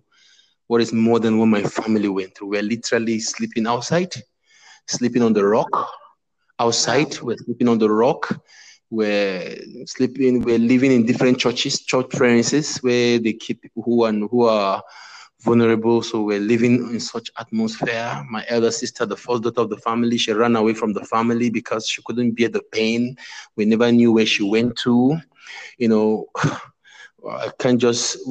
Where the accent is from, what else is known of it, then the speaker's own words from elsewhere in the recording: Northern Nigeria, Nigeria; I am from Nigeria. I'm from the eastern part of the country, but I grew up in the northern part of the country.